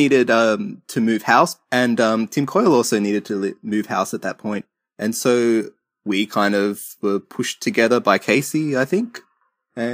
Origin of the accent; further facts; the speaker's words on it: Sydney, New South Wales, Australia; also born or lived in Wollongong; I grew up in Sydney, but I'd moved in to Wollongong to go to uni. And in 2004, I came back to Sydney.